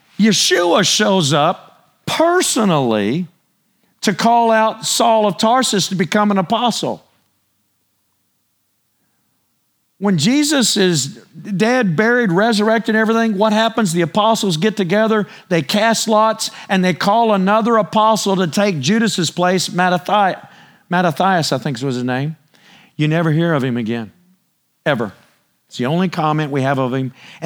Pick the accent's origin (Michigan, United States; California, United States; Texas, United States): Texas, United States; But I'm telling y'all, I'm Texan. Preach it. I mean, I'm just Texan. I was born and raised right here.